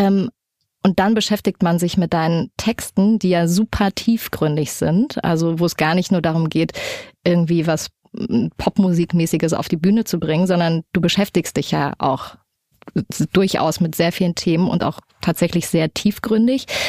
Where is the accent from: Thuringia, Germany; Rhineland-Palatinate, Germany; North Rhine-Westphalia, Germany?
Thuringia, Germany; Erfurt; now in Hamburg, Germany; Ich bin in so einem Plattenbau groß geworden in Erfurt, in so einer ziemlich heftigen Gegend